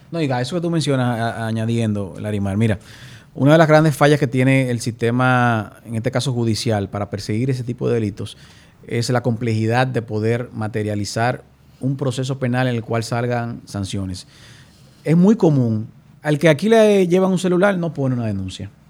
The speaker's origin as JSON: {"language": "Spanish", "region": "Puerto Plata", "country": "Dominican Republic", "tie": "born or raised there", "said": "mi ciudad natal, que es Puerto Plata"}